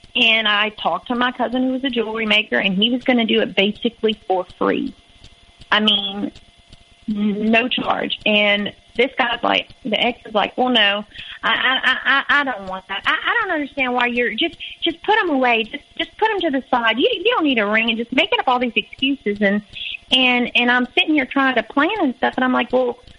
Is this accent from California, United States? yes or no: no; Louisiana, United States; moved away as an adult; I was from Louisiana